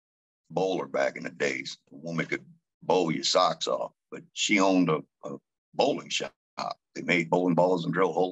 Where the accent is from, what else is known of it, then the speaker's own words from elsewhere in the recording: Gretna, Louisiana, United States; also born or lived in Marrero, Louisiana; I grew up in Old Gretna